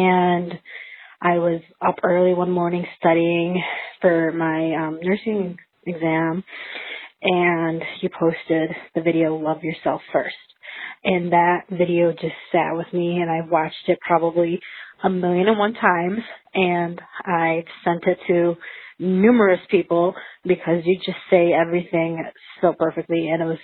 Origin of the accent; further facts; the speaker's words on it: Rochester, New York, United States; I'm from Rochester, New York